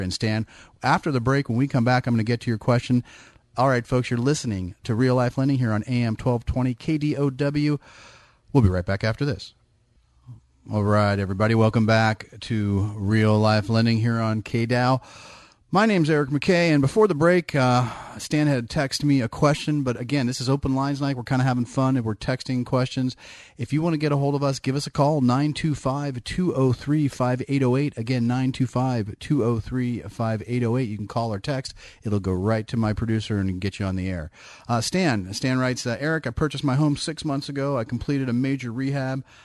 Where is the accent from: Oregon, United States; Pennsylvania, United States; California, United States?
California, United States; Bay Area; I'm born and bred in the Bay Area.